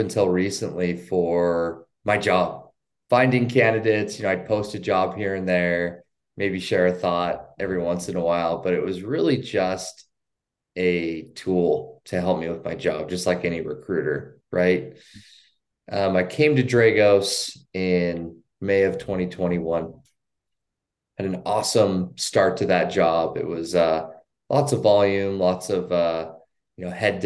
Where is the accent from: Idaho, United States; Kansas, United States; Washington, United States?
Idaho, United States; I work remotely from my hometown in Idaho.